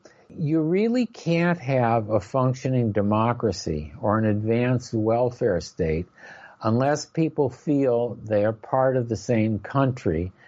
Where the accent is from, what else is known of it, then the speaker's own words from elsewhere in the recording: Silver Spring, Maryland, United States; my hometown of Silver Spring, Maryland